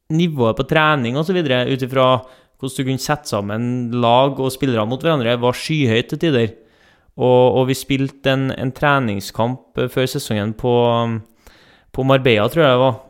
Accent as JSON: {"language": "Norwegian", "town": "Trondheim", "region": "Trøndelag", "country": "Norway", "tie": "born or raised there", "accent": "Trønder", "moved": "yes", "said": "folk hører på dialekten at jeg ikke er herfra. Eh, jeg er trønder. Født i Trondheim, oppvokst på Lohove i Trondheim"}